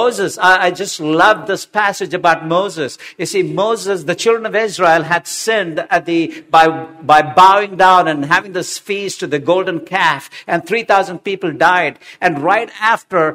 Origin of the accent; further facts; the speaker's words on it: Hyderabad, Telangana, India; I didn't study Telugu, though I grew up in Hyderabad.